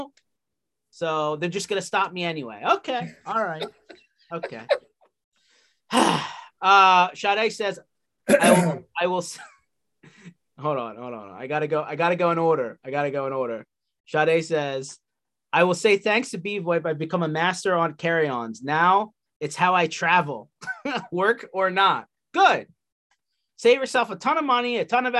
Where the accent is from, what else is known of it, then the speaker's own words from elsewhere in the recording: Philadelphia, Pennsylvania, United States; In Philadelphia, where I come from